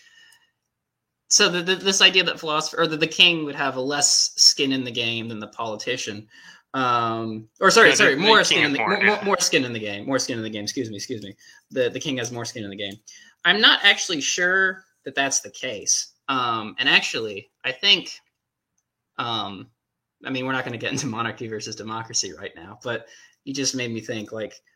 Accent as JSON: {"language": "English", "country": "United States", "said": "I'm an American"}